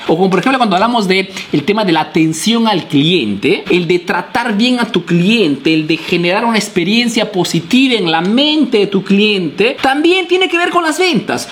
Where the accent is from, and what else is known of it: Peru; now in Italy